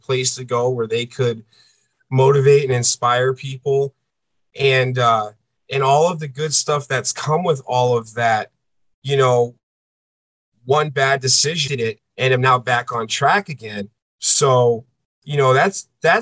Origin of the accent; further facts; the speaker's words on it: East Coast, United States; moved away as an adult; I'm a coastal boy. I grew up on the East Coast.